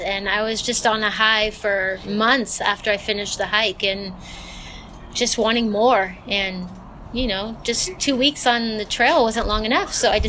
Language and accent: English; Southern California, United States; moved away as an adult; now in Oregon, United States; I grew up actually in Southern California, and I moved to Oregon about 20 years ago, and I've been here ever since, and I couldn't imagine living anywhere else.